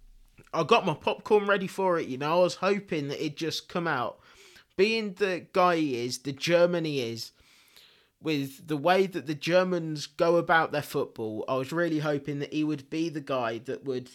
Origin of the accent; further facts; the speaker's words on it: England, United Kingdom; now in Spain; I'm English to the core.